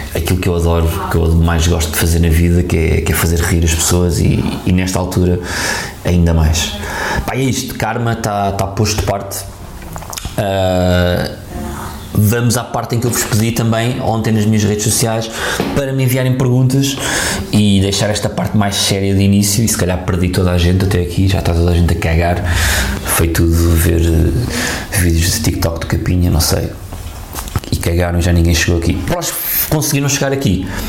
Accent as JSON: {"language": "Portuguese", "region": "Lisbon", "country": "Portugal", "tie": "born or raised there", "said": "Lisboa, a minha terra"}